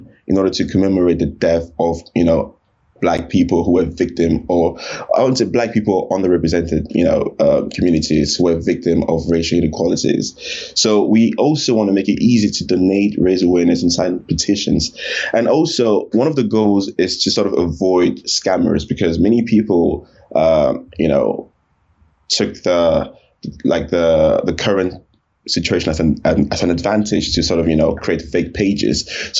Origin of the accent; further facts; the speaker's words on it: Cameroon; also born or lived in Paris, France / France / Canada / Chad; So I was born in Paris, France. Right. I'm originally from Cameroon, Central Africa, close to Nigeria. And I lived in a handful of countries. So I lived in Cameroon, I lived in France, I lived in Canada, I lived in Chad.